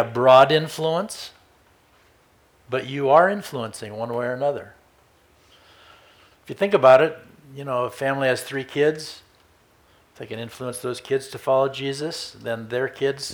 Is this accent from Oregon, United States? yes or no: yes; Redmond, Oregon, United States; I was a little Baptist boy growing up in Redmond, Oregon